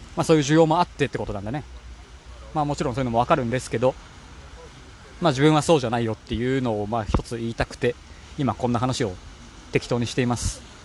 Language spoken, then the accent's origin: Japanese; Kanagawa, Japan; moved away as an adult; also born or lived in Hamburg, Germany; 地元が神奈川県なので